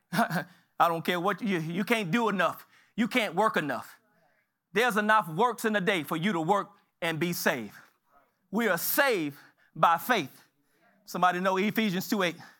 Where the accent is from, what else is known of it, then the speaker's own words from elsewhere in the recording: Galveston, Texas, United States; I was born in Galveston.